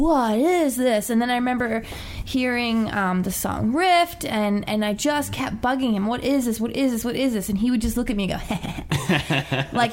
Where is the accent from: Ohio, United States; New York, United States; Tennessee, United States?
New York, United States; moved away; also born or lived in Pennsylvania; I'm originally from New York, but I was living in Pennsylvania